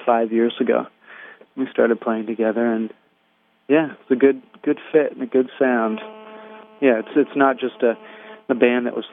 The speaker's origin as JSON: {"language": "English", "region": "Vermont", "country": "United States", "tie": "born or raised there", "moved": "yes", "lives_now": "New York, United States", "said": "I was raised there in Vermont."}